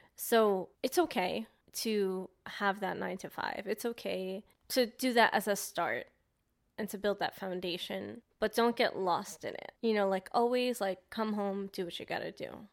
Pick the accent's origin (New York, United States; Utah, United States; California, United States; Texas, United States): New York, United States; being a New Yorker